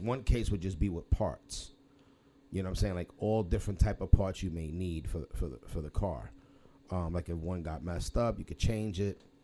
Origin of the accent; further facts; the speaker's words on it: New York City, New York, United States; I was born and raised in Lower East Side Manhattan, and and we was in the LaGuardia projects